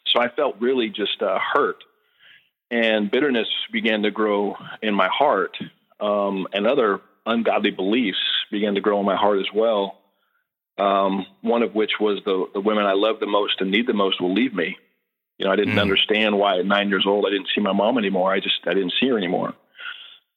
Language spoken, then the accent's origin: English; Redding, California, United States; moved away as an adult; now in Texas, United States; born and raised in Redding, California